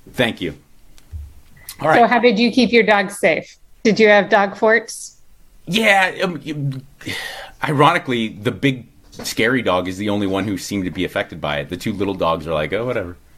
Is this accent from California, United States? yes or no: yes; Los Angeles, California, United States; granted, I'm coming from Los Angeles, which is the most like overly structured and overly regulated place on the planet, besides maybe the Bay Area.